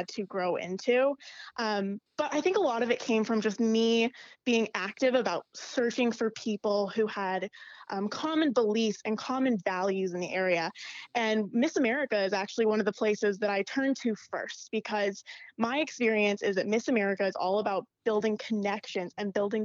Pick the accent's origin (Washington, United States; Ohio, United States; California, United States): Washington, United States; Yakima; moved away as an adult; now in Maryland, United States; I grew up in a small town called Yakima, Washington